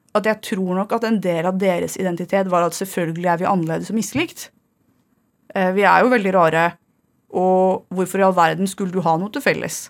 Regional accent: Fredrikstad, Østfold, Norway; så er jeg fra Torsnes

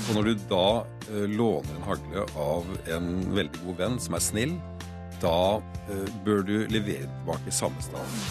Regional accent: Norway; accent: inland dialect; jeg har sånn innenlandsdialekt

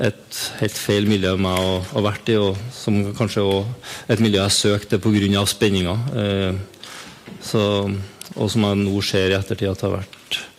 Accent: Trøndelag, Norway; og være sammen med familien min og starte arbeidet med en forandring. Og være hjemme i Trøndelag.

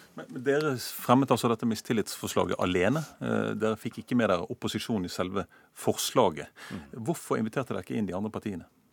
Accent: Bergen, Vestland, Norway; min hjemby Bergen

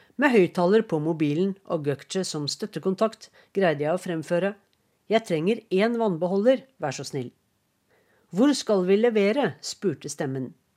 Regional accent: Norway; moved away as an adult; now in Istanbul, Turkey; jeg er fra Norge

